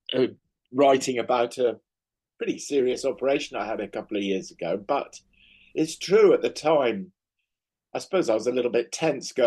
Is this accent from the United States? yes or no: no; United Kingdom; back home in the UK.